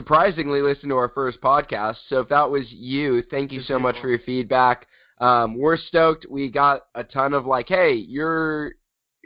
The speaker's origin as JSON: {"language": "English", "town": "San Diego", "region": "California", "country": "United States", "said": "I'm from San Diego, California"}